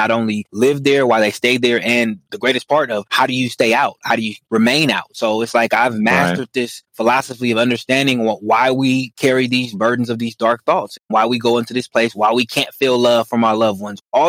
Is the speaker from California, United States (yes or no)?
yes; Oakland, California, United States; Born and raised in Oakland, California